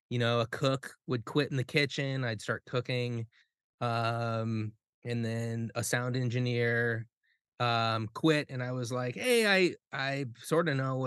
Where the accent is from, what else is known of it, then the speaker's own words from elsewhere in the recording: South Dakota, United States; moved away as an adult; now in Minneapolis, United States; the reason why I moved to Minneapolis from South Dakota when I graduated high school was because I knew that's where they were.